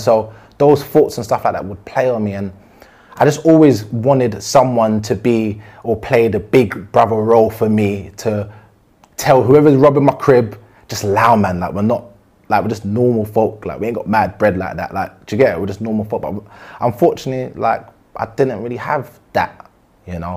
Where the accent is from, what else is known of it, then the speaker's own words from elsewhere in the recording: London, United Kingdom; I'm originally from Southeast uh, Brixton